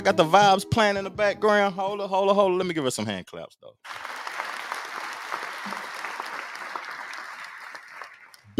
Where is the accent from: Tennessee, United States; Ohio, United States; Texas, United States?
Tennessee, United States; I'm from Tennessee